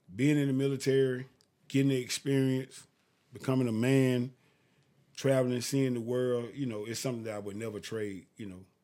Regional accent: Augusta, Georgia, United States; I'm from Augusta, Georgia. I went to Lucy Scrabble Lane High School.

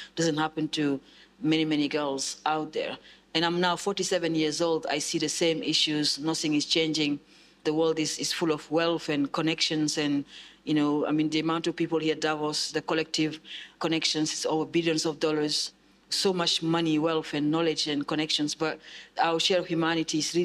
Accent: Senegal; also born or lived in United Kingdom; now in South East England, United Kingdom; I grew up in Senegal in very tough conditions. Ended up in Europe.

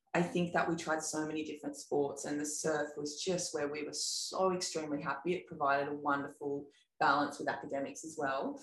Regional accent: Sawtell, New South Wales, Australia; growing up in Sawtell. So Sawtell is a little um, town in Coffs Harbour

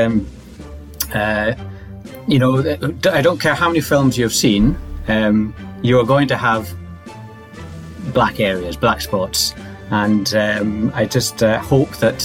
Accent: Orkney, Scotland, United Kingdom; I'm from Orkney in Scotland

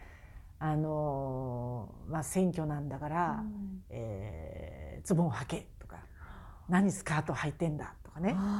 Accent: Hokkaido, Japan; 私の地元北海道で

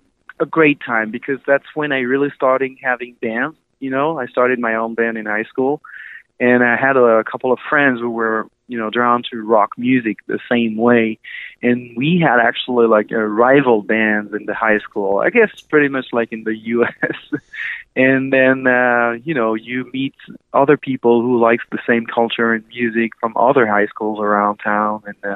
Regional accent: Dijon, Bourgogne-Franche-Comté, France; accent: French; English is a second language; moved away as an adult; now in Los Angeles, United States; I was born in Dijon, France, in Burgundy, the country of wine and good food in France. Yeah. It's in between Paris and Lyon in the countryside, so there's lots of vineyard and stuff like that.

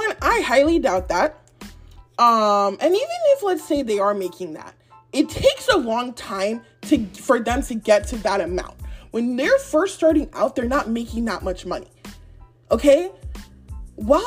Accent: Nigeria; I'm Nigerian

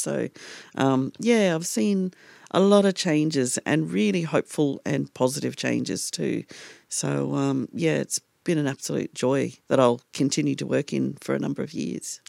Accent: Darwin, Northern Territory, Australia; growing up in Gurramilla or Darwin in the Northern Territory

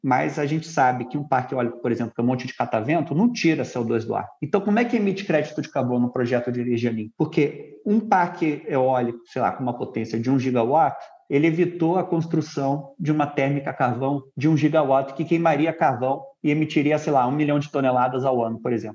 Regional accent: São Paulo, Brazil; also born or lived in Rio de Janeiro / United States; Eu sou carioca, flamenguista doente, cresci em São Paulo

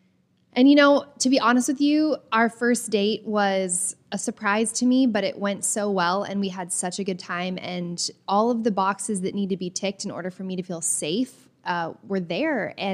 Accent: the South, United States; So I grew up in the South, mm-hmm. and, you know, rules and protocols are very important in my family.

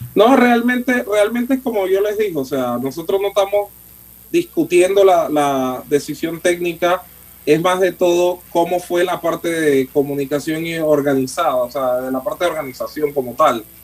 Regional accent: Panama; yo soy panameño

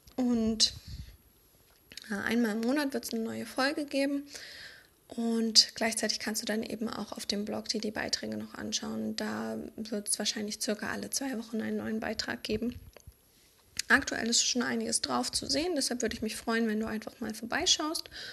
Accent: Berlin, Germany; moved away as an adult; now in Vienna, Austria; Eigentlich kommen wir aus Berlin.

